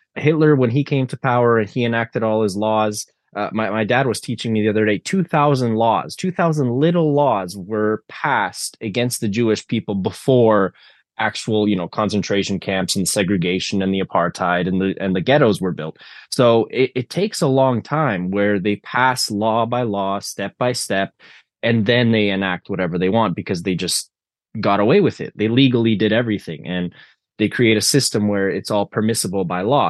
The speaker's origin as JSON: {"language": "English", "country": "Canada", "tie": "born or raised there", "said": "I grew up in the Canada where that was the reality"}